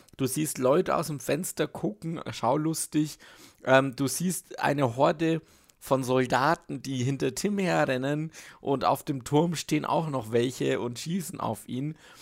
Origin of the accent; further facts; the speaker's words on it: Switzerland; ich bin nicht so als Schweizer mit deutschen Worten nicht so bewandert